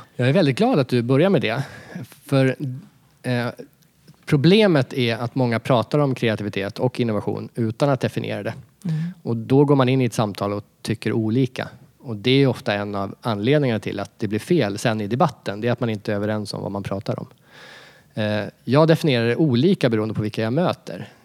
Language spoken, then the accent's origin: Swedish; Sweden; jag som svensk